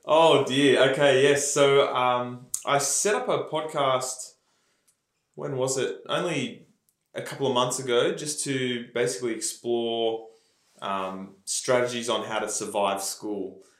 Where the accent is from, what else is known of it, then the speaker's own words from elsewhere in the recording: Melbourne, Victoria, Australia; also born or lived in Leongatha, Victoria / Mount Evelyn, Victoria; now in Perth, Australia; I grew up in Melbourne. Yeah. So grew up actually country Victoria, and then moved to Melbourne when my parents remarried